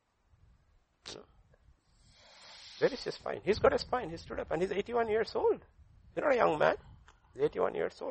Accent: India; I'm not speaking as an Indian

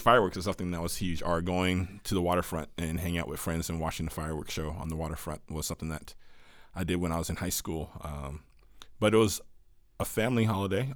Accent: Washington, United States; moved away; growing up in Washington

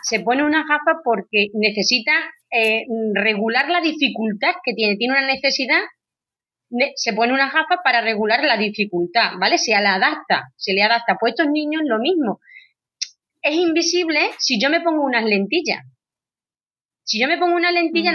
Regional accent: Badajoz, Extremadura, Spain; Yo soy de Badajoz, de Extremadura

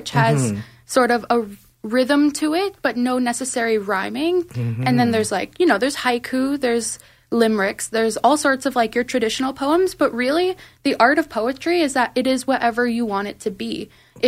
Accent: Manitoba, Canada; moved away as an adult; I'm actually from Manitoba.

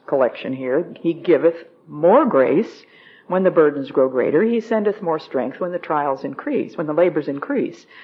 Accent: New Jersey, United States; also born or lived in Philadelphia, Pennsylvania; Then when we moved from Philadelphia to New Jersey, it was between the fourth and fifth grade.

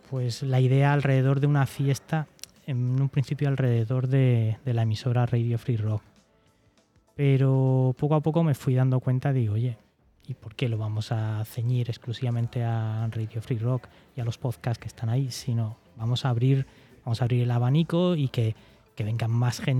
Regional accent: Cartagena, Region of Murcia, Spain; para los que somos de Cartagena, que nos tenemos que nos vamos a desplazar

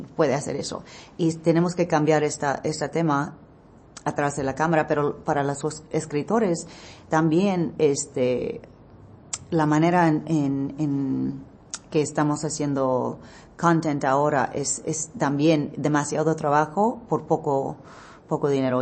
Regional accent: United States; Spanish is a second language; yo nací en Estados Unidos, pero en Estados Unidos yo soy la mexicana. Cuando voy a México, yo soy la americana.

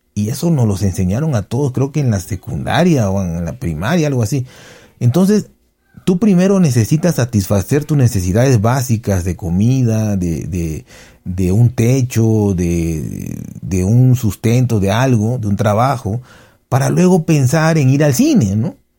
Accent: Mexico; en México todos, todos tenemos no un conocido, no un amigo, sino un familiar que se murió de COVID

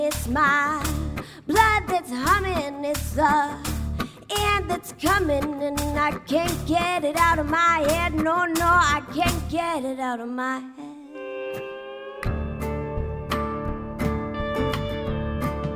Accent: New Mexico, United States; now in New York City, United States; I live in New York City now, but I grew up in New Mexico

